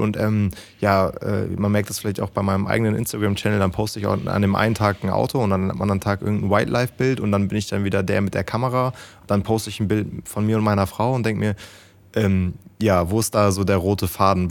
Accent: Lower Saxony, Germany; also born or lived in Münsterland; aber eigentlich komme ich aus Niedersachsen

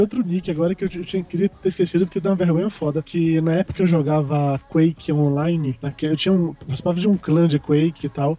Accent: Salvador, Bahia, Brazil; eu sou de Salvador

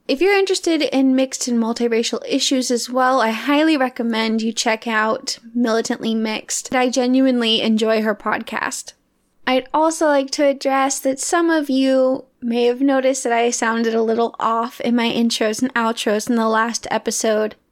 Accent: the South, United States; my own racial experiences growing up in the South

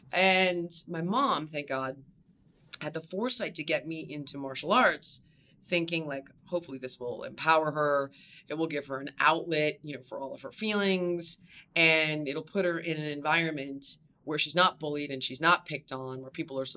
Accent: Los Angeles, California, United States; also born or lived in Malibu; I actually grew up in the valley. Okay. So, um, for anybody that is not from California, it's the bridge and tunnel of Los Angeles. Uh, I'm from there

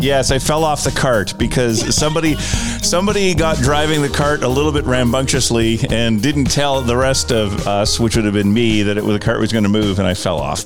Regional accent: United States; now in Canada; as an American

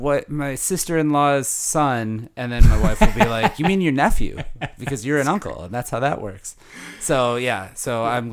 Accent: Milwaukee, Wisconsin, United States; So I'm from Milwaukee.

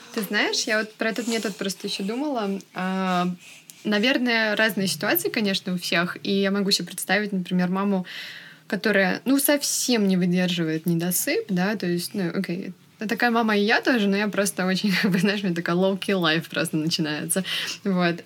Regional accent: Russia; moved away as an adult; now in California, United States; Мы обе родом из России, но сейчас живем в Америке. Я живу в Калифорнии примерно полтора года

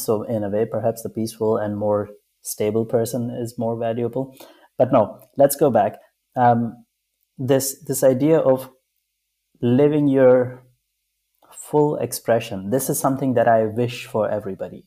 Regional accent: Pakistan; I grew up in Pakistan

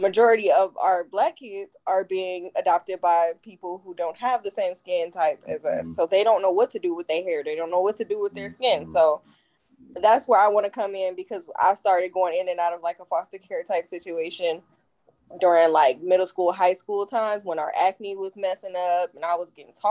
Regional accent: Cleveland, Ohio, United States; moved away as an adult; now in Phoenix, United States; I'm from Cleveland, Ohio

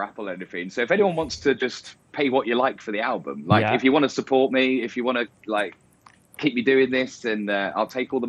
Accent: England, United Kingdom; I'm very English

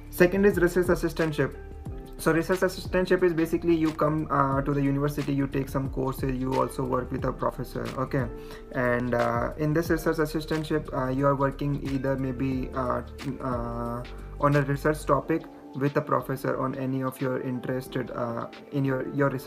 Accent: Jaipur, Rajasthan, India; moved away as an adult; also born or lived in Mumbai, India / Indiana, United States; I'm I'm originally from Jaipur city.

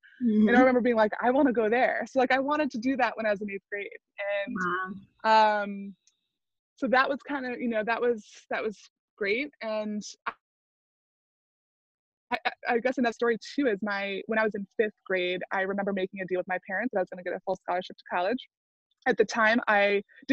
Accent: Maine, United States; I grew up in Maine

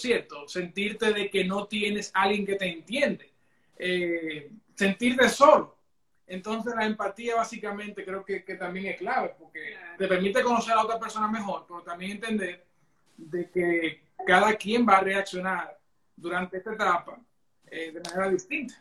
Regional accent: Santiago de los Caballeros, Santiago, Dominican Republic; moved away as an adult; now in Toronto, Canada; santiagueros de corazón, dominicanos de pura cepa.

